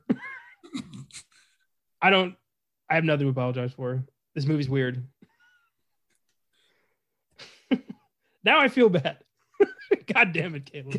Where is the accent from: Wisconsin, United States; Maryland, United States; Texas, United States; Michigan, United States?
Maryland, United States; Cascade; moved away; I grew up in Cascade, Maryland.